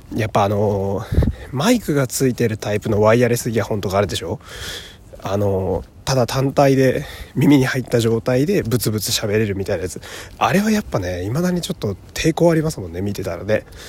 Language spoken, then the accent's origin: Japanese; Fukui, Japan; moved away; 私の地元の福井